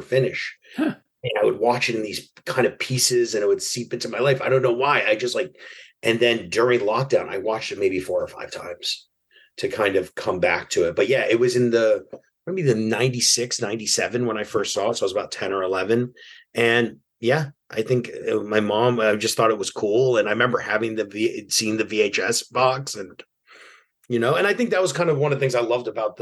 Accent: New York City, New York, United States; I grew up in New York City in Broadway Lafayette at the time.

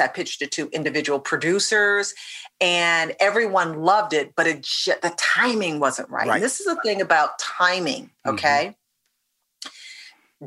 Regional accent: Detroit, Michigan, United States; moved away as an adult; also born or lived in Atlanta, Georgia; my hometown of Detroit

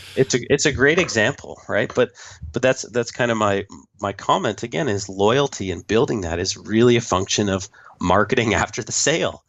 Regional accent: Canada; I am the Canadian

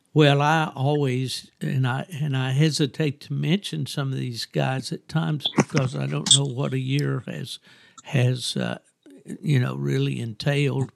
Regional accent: West Virginia, United States; moved away as an adult; also born or lived in Lakeland, Florida; from my hometown of West Virginia

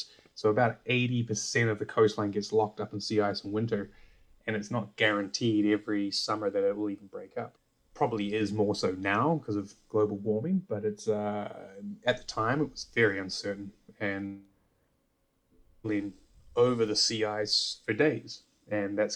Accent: New Zealand; moved away; I grew up in New Zealand

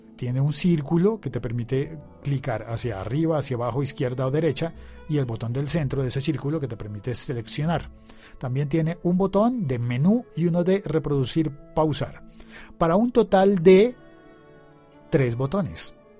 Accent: Colombia; also born or lived in Bogotá; mi país, de Colombia

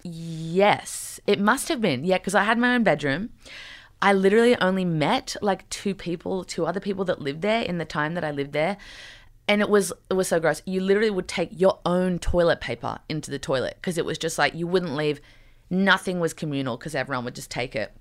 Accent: Newcastle, New South Wales, Australia; moved away as an adult; also born or lived in New York City; growing up in Newcastle

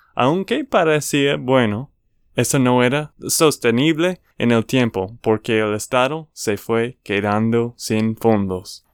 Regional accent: Texas, United States; de Texas, Estados Unidos

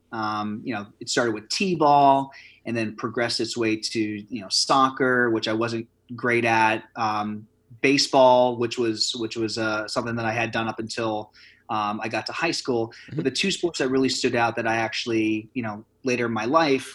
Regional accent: Forty Fort, Pennsylvania, United States; now in New York City, United States; a small town called Forty Fort, Pennsylvania, which is about 15 to 20 minutes south of Scranton

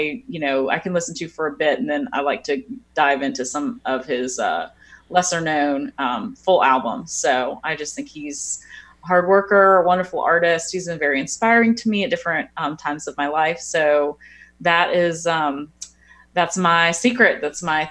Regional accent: Florida, United States; now in New Orleans, United States; I'm not from New Orleans originally. I'm from Florida.

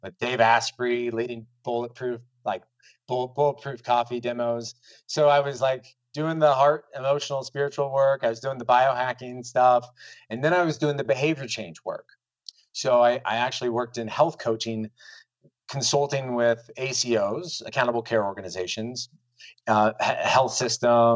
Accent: Des Moines, Iowa, United States; moved away; also born or lived in Miami; I'm from Iowa. This is in Des Moines, born and raised

